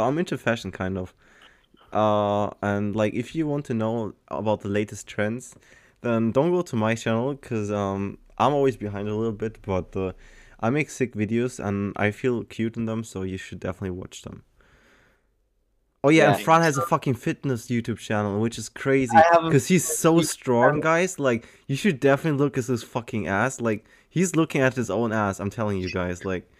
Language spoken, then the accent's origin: English; Germany; also born or lived in Malta; I am from Germany. I used to live in Malta for 2.5 years and went to school with you guys there. And now I'm back in Germany, living there for the past 7 years or something. 6 years?